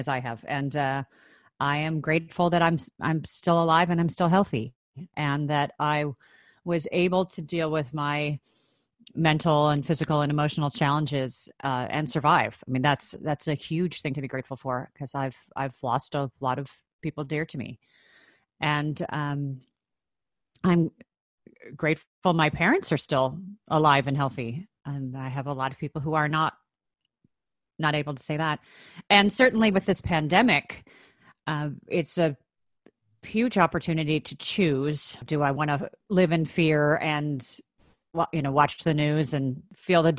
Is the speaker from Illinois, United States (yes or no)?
yes; Chicago, Illinois, United States; moved away; I grew up in Chicago, Illinois, in the States